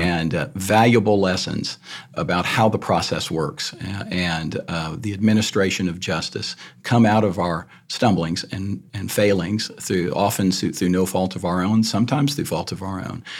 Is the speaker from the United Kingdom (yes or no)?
no; Iowa Park, Texas, United States; born or raised there; moved away as an adult; also born or lived in San Antonio, Texas / Austin, Texas